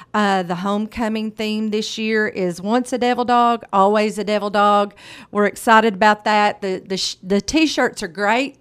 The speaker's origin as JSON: {"language": "English", "town": "Morrilton", "region": "Arkansas", "country": "United States", "tie": "born or raised there", "said": "I'm a graduate, I'm an alumni from Morrilton High School"}